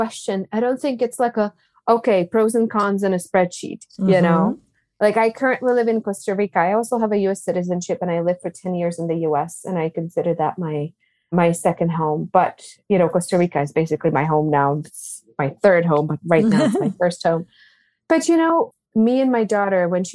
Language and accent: English; Czechia; English is a second language; moved away as an adult; also born or lived in Boulder, Colorado; now in Pueblo, United States; I was born and raised in the Czech Republic, about 10 minutes from Germany, so on the western part